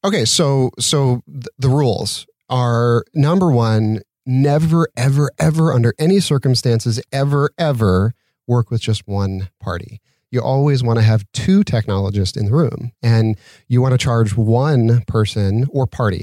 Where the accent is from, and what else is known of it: Utah, United States; moved away as an adult; now in Santa Monica, United States